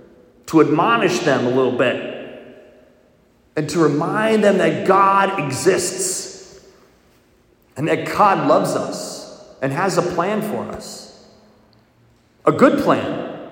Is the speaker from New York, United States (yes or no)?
no; Milwaukee, Wisconsin, United States; If you don't know, I'm a cheesehead. I grew up in Milwaukee.